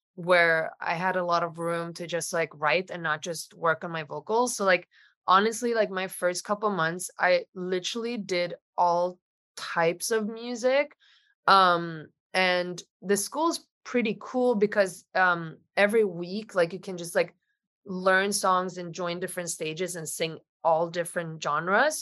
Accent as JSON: {"language": "English", "country": "Sweden", "moved": "yes", "lives_now": "Los Angeles, United States", "said": "I live in Los Angeles. I'm originally from Sweden, um, so I'm far away from home"}